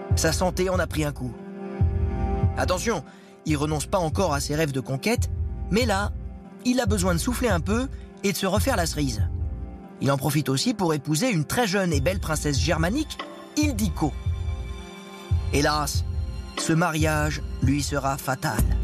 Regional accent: Paris, Île-de-France, France; je suis parisien et comme tout le monde, ma, sainte patronne c'est Sainte Geneviève

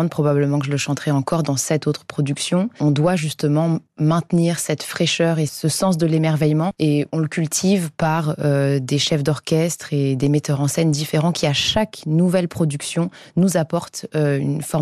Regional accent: Paris, Île-de-France, France; je suis parisienne

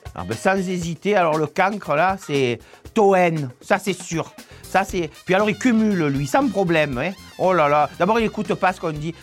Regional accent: Marseille, Provence-Alpes-Côte d'Azur, France; on est de Marseille, pareil, tous les deux

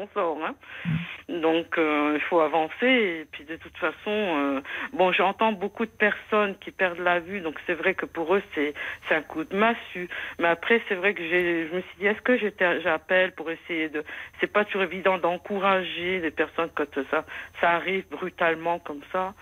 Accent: Moselle, Grand Est, France; je suis de la Moselle

